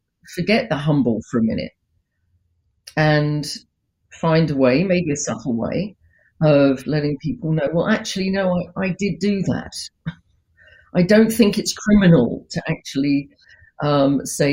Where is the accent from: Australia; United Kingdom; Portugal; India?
United Kingdom; it may just be because of my upbringing. I am British, right?